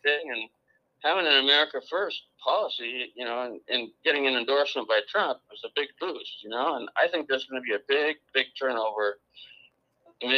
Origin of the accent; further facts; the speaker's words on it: California, United States; moved away; I'm from California